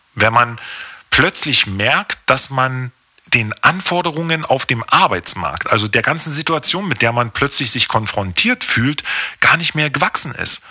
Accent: Berlin, Germany; Ich bin im Februar 1980 in der DDR geboren worden und das in einem der wirklich schönsten, 21 Stocker den Hohenschönhausen zu bieten hatte, aufgewachsen.

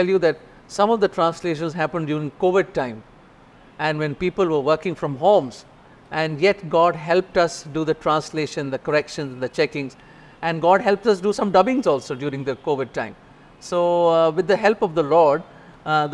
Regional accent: Delhi, India; I come from Delhi

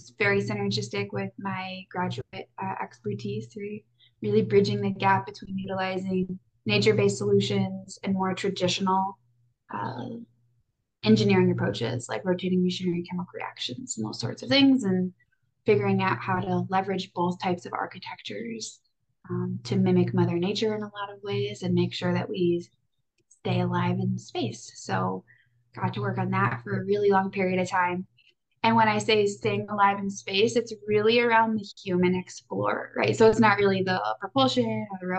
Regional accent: Wisconsin, United States; moved away as an adult; also born or lived in Iowa; I grew up in Wisconsin, so out with the cows and the cheese and the cold, long winters.

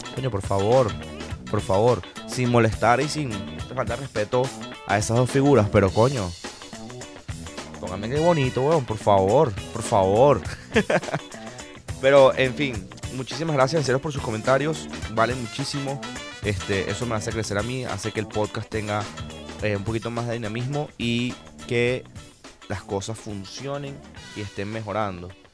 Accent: Venezuela; soy venezolano

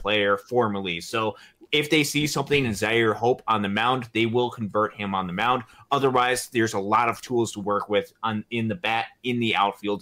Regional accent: Michigan, United States

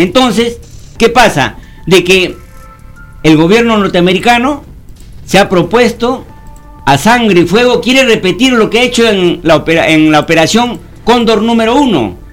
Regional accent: Peru

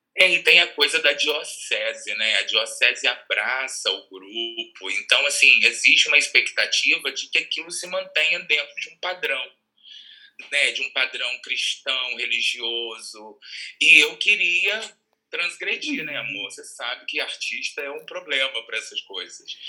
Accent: Rua do Gás, next to the Goytacaz field, Rio de Janeiro, Brazil; eu sou nascido e criado na Rua do Gás

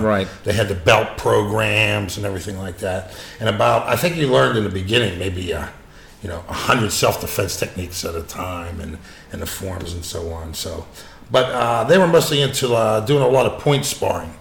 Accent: Pittsburgh, Pennsylvania, United States; I grew up in Pittsburgh in a steel town

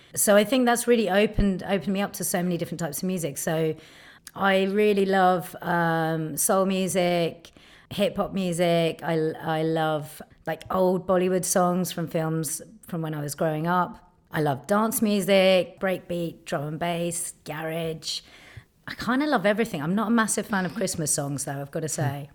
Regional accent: London, United Kingdom; being a Londoner

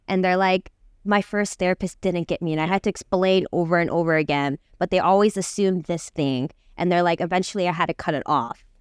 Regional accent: United States; I'm, I'm from, like, America, but I, I am Korean

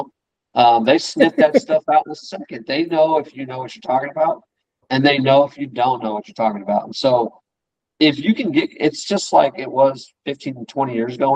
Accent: San Diego, California, United States; moved away as an adult; now in Dallas-Fort Worth, United States; I'm from San Diego

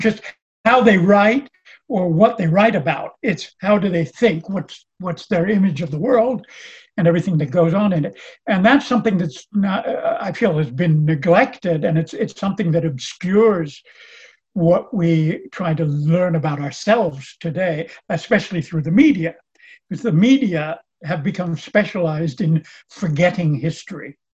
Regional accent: Los Angeles, California, United States; moved away as an adult; also born or lived in Chicago, Illinois / Oxford, England; now in France; i was born in chicago grew up in in california

